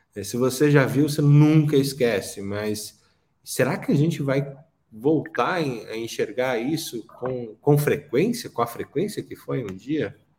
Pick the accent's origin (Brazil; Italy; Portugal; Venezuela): Brazil; Curitiba, Paraná; Eu que nasci em Curitiba, num, bar, num bairro de de classe média alta